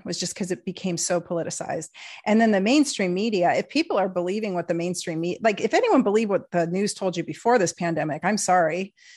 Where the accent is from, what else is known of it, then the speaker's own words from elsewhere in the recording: Portland, United States; I am a liberal from Portland